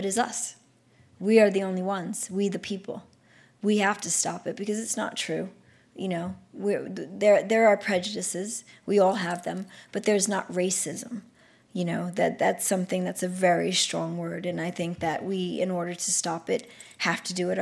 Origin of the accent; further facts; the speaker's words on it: New York City, New York, United States; I come from the South Bronx. I come from 2 drug-addicted parents.